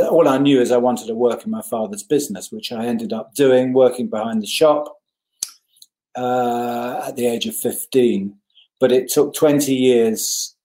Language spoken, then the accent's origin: English; Hendon, London, United Kingdom; born or raised there; also born or lived in Richmond, Surrey